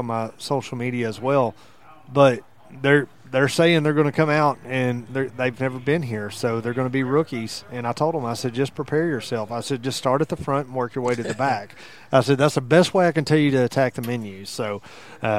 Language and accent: English; San Jacinto County, Texas, United States; I've most of my life up here in San Jacinto County